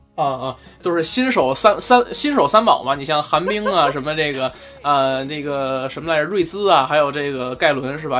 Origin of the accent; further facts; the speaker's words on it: Beijing, China; 我作为一个北京人说四川话来讲啊，就是有点绕口